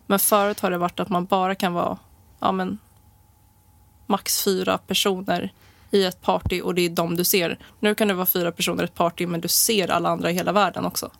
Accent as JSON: {"language": "Swedish", "town": "Stockholm", "region": "Stockholm County", "country": "Sweden", "tie": "born or raised there", "said": "Jag är född och uppvuxen i Stockholm"}